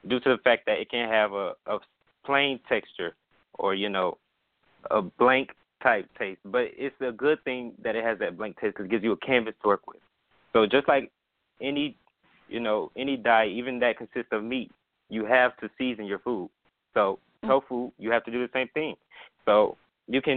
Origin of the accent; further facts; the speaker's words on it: Lithonia, Georgia, United States; I was born in Lithonia, Georgia